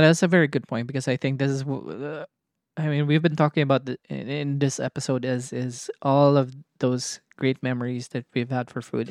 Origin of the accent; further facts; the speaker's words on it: Cagayan de Oro, Northern Mindanao, Philippines; moved away; we grew up in Cagayan de Oro